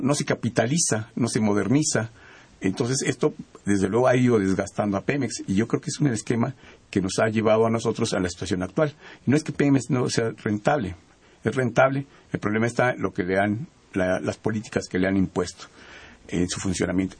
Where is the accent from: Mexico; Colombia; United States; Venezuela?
Mexico; nosotros como mexicanos